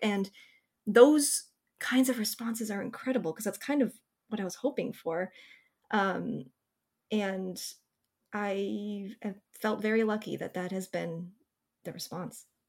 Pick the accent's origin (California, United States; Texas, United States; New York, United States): California, United States; Bay Area; When I was a teenager growing up in the Bay Area